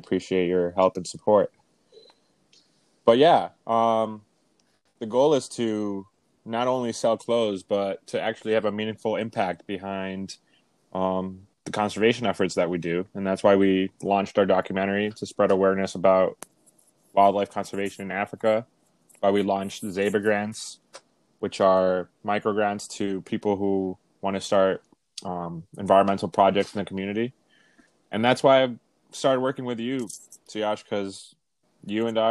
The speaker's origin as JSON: {"language": "English", "country": "Canada", "tie": "born or raised there", "also_born_or_lived": "Venezuela", "said": "I was born in Venezuela, but I grew up in Canada."}